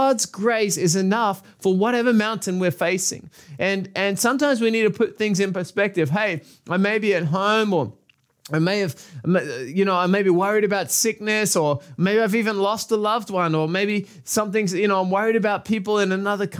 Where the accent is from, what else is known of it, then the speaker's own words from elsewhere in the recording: Australia; I'm from Australia.